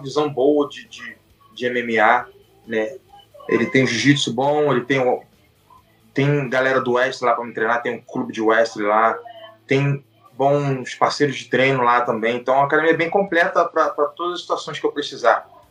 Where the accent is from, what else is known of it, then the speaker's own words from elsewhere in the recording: Brazil; nós somos brasileiros